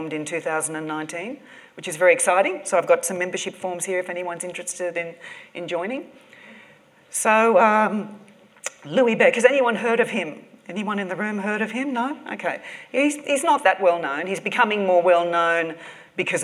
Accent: Sydney, New South Wales, Australia; also born or lived in Tahiti; I'm from Australia. I'm from Sydney, as you can tell from my accent, I say six.

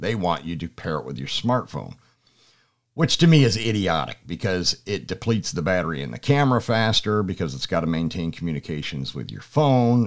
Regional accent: Pennsylvania, United States; moved away as an adult; now in Georgia, United States; I'm originally from Pennsylvania

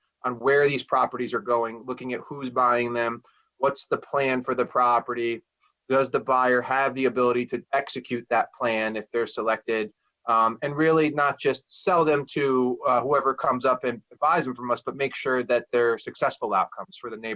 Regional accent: Bethlehem, New York, United States; I was raised in the Capital Region. I was grew up largely in the town of Bethlehem

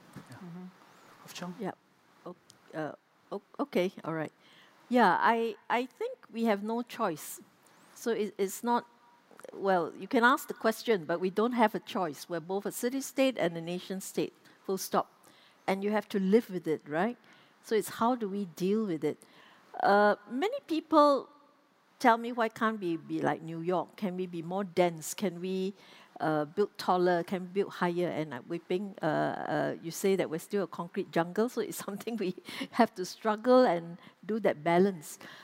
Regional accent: Singapore; as Singaporean

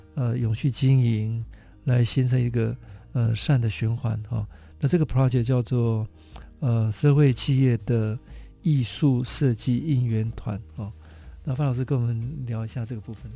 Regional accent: Taitung, Taiwan; 偏乡我的故乡台东

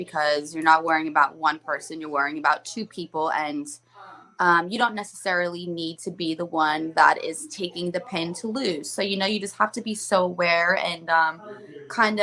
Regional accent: Elmwood Park, New Jersey, United States; moved away as an adult; also born or lived in Morristown, New Jersey / Orlando, Florida; now in Florida, United States; moved to Elmwood Park when I was about 4 years old

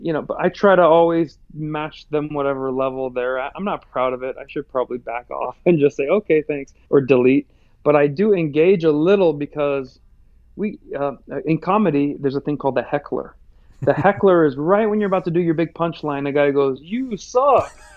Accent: United States; Well, because I'm American, I typically take the Trump path

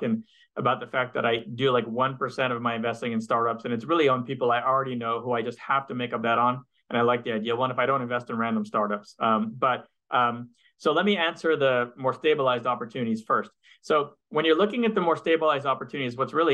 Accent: Montreal, Quebec, Canada; moved away as an adult; now in United States; I'm originally from Montreal, and I spent half my life in Montreal, and I moved to the US, you know, maybe 20 years ago

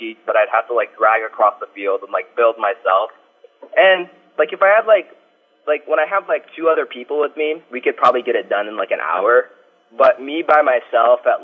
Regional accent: Ohio, United States; I'm from Ohio

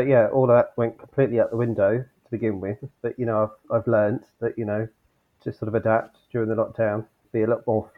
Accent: Southport, North West England, United Kingdom; you know, I grew up in Southport, which is near to Preston, not far from Liverpool.

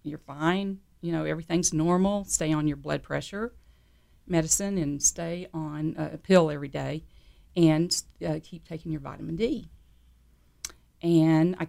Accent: San Antonio, Texas, United States; I grew up in San Antonio, Texas

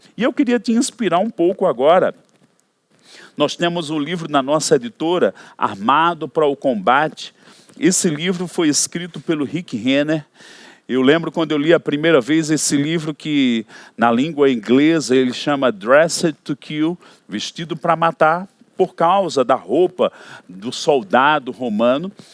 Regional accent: Brazil; Como brasileiros, nós temos uma cidadania

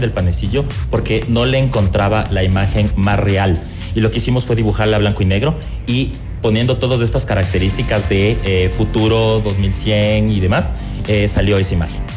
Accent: Ecuador; como diseñadores ecuatorianos

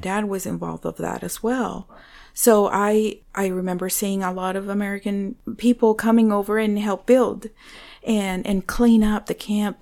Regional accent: Venezuela; English is a second language; now in United States; I was born in Venezuela, uh, to Christian parents.

